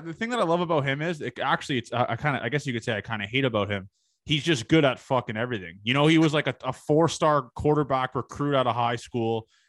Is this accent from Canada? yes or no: yes; Toronto, Ontario, Canada; I'm from the Toronto area.